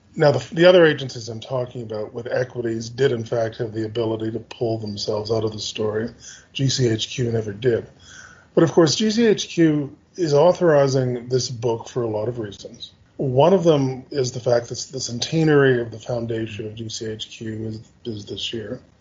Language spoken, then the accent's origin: English; Canada; as a Canadian, I'm from a Five Eyes country